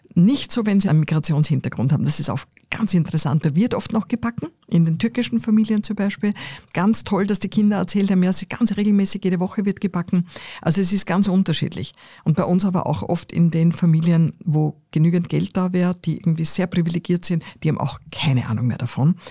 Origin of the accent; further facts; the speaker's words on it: Austria; ich bin am Land aufgewachsen